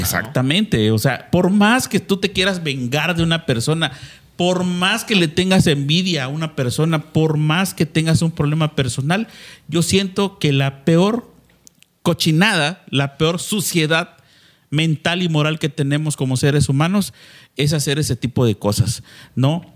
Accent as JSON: {"language": "Spanish", "country": "Mexico", "said": "como mexicanos"}